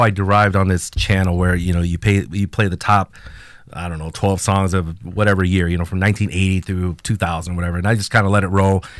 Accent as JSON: {"language": "English", "country": "Mexico", "first_language": "Spanish", "second_language": "English", "moved": "yes", "said": "us Mexicans uh, grew up"}